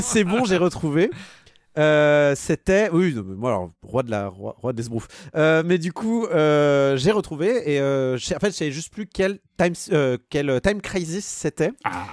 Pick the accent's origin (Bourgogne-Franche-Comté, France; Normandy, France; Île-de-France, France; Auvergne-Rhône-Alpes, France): Auvergne-Rhône-Alpes, France; Annecy; j'ai grandi à Annecy